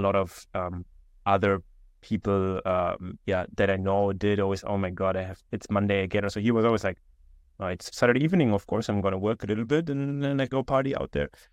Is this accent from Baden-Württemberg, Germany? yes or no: yes; Konstanz, Baden-Württemberg, Germany; moved away; also born or lived in Vienna, Austria; I grew up in a small town in Germany